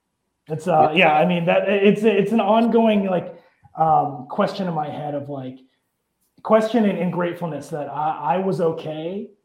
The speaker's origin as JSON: {"language": "English", "town": "Marshalltown", "region": "Iowa", "country": "United States", "tie": "born or raised there", "also_born_or_lived": "Erie, United States", "said": "And I grew up in Marshalltown, Iowa, in Erie, Pennsylvania. I was the only Asian kid in all my classes."}